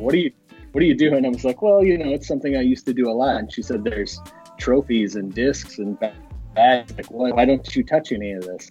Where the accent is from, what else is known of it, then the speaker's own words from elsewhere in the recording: northern Indiana, United States; I grew up northern Indiana. I, I live kind of in uh, southeastern Indiana, kind of around the Indianapolis area um, now.